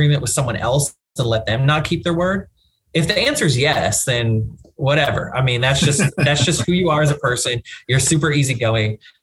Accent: East Texas, United States; also born or lived in Dallas; I'm from East Texas originally and then Dallas

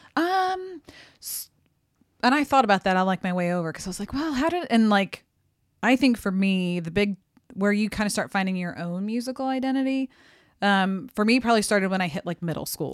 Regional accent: St. Louis, Missouri, United States; I'm from Saint Louis

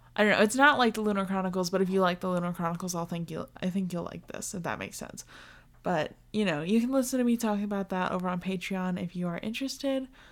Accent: United States

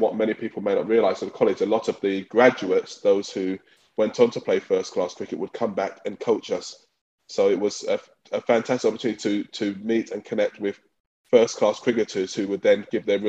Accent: London, United Kingdom; So I was raised by my mother in East London. And growing up, I played, when you were in East London, I grew up in Newham.

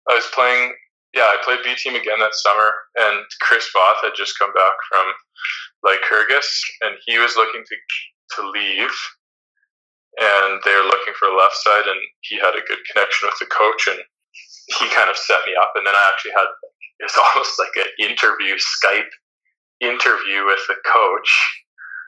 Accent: Canada; moved away as an adult; also born or lived in Netherlands; you're always the foreigner as a Canadian

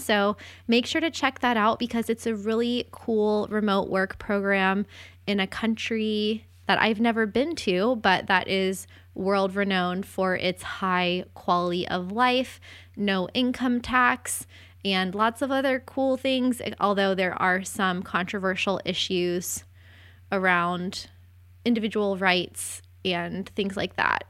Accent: St. Augustine, Florida, United States; moved away; I am from St. Augustine, Florida

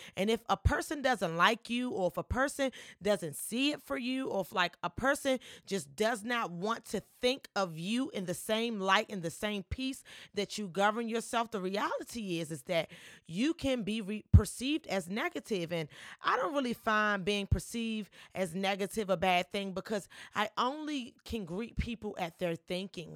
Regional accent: Washington, District of Columbia, United States; I am a Washingtonian. I was born, raised, and I still live here and pay property tax

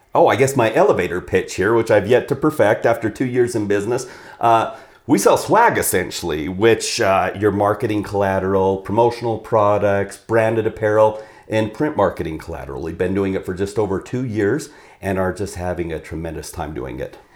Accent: Idaho, United States; also born or lived in Southern Oregon; we were in Southern Oregon, so I came back to Idaho

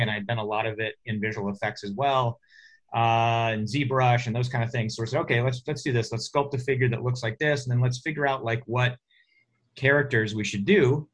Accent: Oklahoma, United States; moved away as an adult; now in California, United States; I'm uh, from Oklahoma, uh, so grew up there

